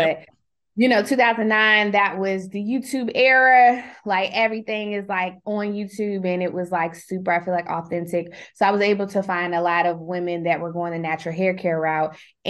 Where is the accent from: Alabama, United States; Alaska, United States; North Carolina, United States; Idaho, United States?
North Carolina, United States; Greensboro; I've been here since 2010, but I'm from Greensboro, North Carolina.